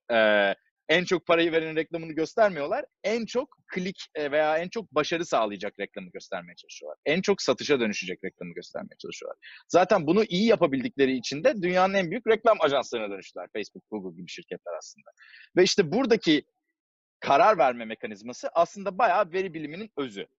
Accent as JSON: {"language": "Turkish", "region": "Istanbul", "country": "Turkey", "tie": "born or raised there", "moved": "as an adult", "lives_now": "Silicon Valley, United States", "said": "1989 e, senesinde İstanbul'da doğdum."}